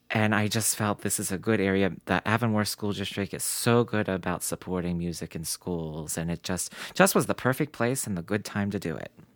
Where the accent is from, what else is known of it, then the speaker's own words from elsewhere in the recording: Morgantown, West Virginia, United States; now in Cranberry, United States; I grew up in Morgantown, West Virginia